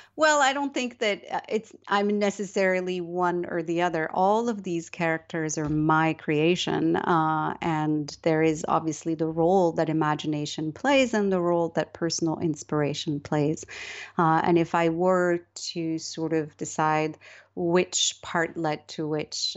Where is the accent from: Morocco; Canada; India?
Morocco; moved away; also born or lived in United Kingdom / United States; I was born and raised in Morocco